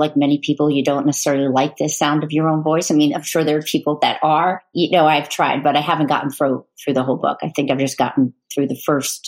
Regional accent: Long Island, Suffolk County, New York, United States; We grew up on Long Island, the eastern end, which is the county of Suffolk

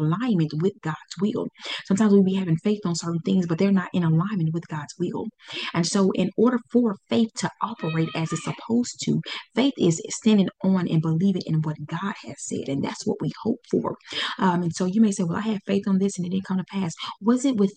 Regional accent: Pine Bluff, Arkansas, United States; Pine Bluff, Arkansas. That's where my hometown is

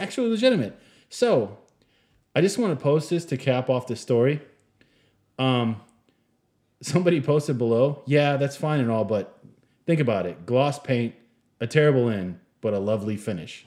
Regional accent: Michigan, United States; moved away; I was born in Michigan, and I spent some time there

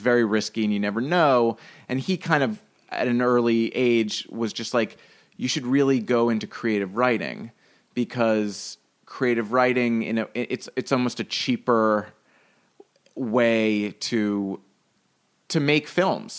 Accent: New York City, New York, United States; I grew up in Greenwich Village for a little bit, and then in Brooklyn for ten years, and then in Manhattan for two

